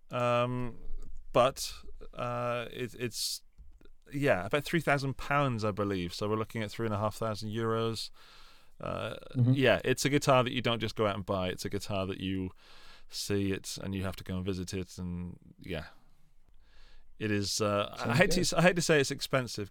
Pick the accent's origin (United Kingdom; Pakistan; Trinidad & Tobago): United Kingdom; England; now in Austria; as an Englishman